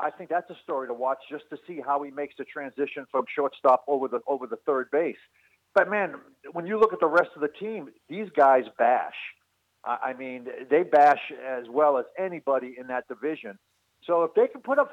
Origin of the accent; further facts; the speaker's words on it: Boston, Massachusetts, United States; I'm from the Boston area, so I know the Red Sox